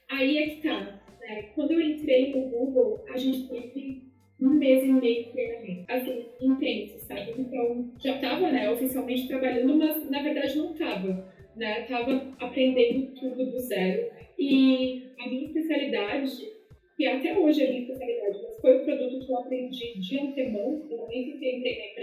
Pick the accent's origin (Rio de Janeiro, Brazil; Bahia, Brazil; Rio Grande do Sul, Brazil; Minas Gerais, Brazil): Rio Grande do Sul, Brazil; Caxias do Sul; moved away as an adult; also born or lived in São Paulo / Seattle; now in New York, United States; eu sou de Caxias do Sul, Serra Gaúcha.